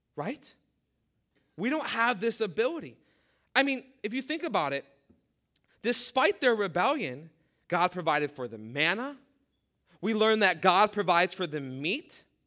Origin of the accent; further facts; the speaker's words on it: Midwest, United States; growing up in the Midwest, th-, those were our options where we lived.